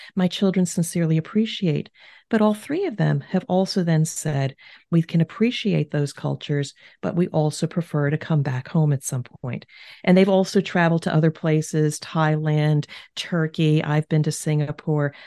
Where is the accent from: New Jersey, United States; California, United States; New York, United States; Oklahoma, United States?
New Jersey, United States; moved away as an adult; now in Cincinnati, United States; we are originally from the East Coast of the United States, New Jersey, but I now reside in Cincinnati, Ohio